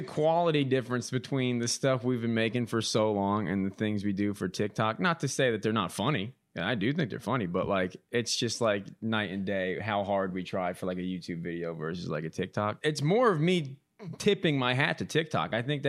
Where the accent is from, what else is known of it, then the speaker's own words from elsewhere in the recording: East Coast, United States; I'm not even a Midwesterner by birth. You know, I'm a transfer from the East Coast.